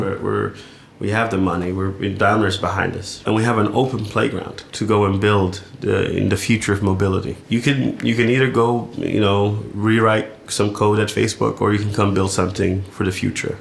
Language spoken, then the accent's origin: English; California, United States; moved away as an adult; also born or lived in London; now in Berlin, Germany; I'm from California